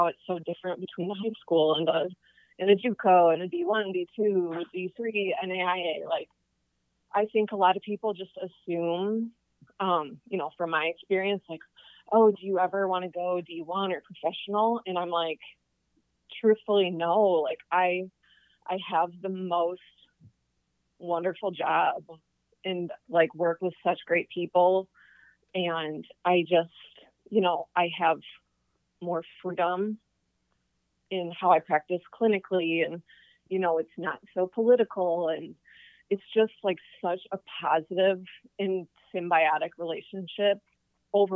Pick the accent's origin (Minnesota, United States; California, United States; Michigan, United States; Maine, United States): Michigan, United States; moved away; I am originally from Michigan.